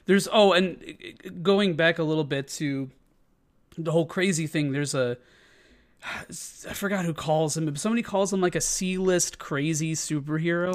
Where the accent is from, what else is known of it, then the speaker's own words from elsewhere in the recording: Chicago, Illinois, United States; as being a Chicagoan